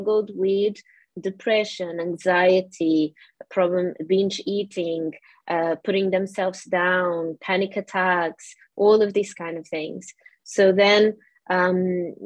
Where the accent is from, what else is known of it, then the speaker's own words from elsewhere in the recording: Portugal; English is a second language; moved away as an adult; now in United Kingdom; I'm originally from Portugal and I came to the UK when I was 23